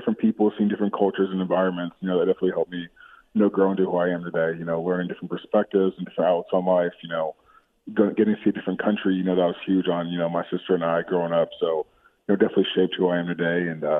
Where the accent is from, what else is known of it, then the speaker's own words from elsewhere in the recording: Chicago, Illinois, United States; born there; also born or lived in Australia / Connecticut / Texas; Yeah, so I was born in Chicago, lived there for a couple of years, and my family, my dad's job, he worked for Procter & Gamble, moved us to Australia for about 5 years. And after that, we were in Connecticut for three, and then after Connecticut, we moved to Texas